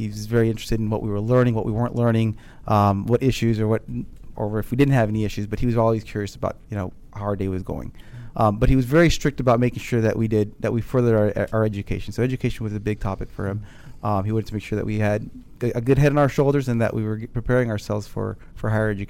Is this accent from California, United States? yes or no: no; Fort Belvoir, Virginia, United States; I was born in Fort Leonard Wood, Missouri, right outside of St. Louis. Mm-hmm. In 84, I ended up in Fort Belvoir, right in Alexandria area here in Virginia.